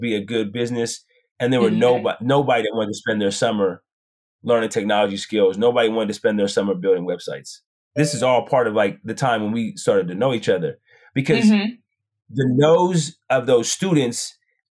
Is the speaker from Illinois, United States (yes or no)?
no; Portland, Oregon, United States; moved away as an adult; now in San Francisco Bay Area, United States; Growing up in Portland, Oregon, being a part of what I think some of the best programs in the country